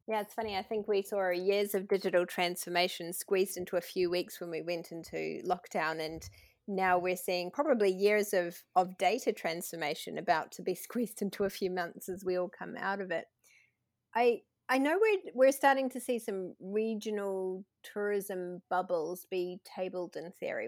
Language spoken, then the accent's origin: English; New Zealand; accent: New Zealand; my New Zealand accent tends to turn E's into I's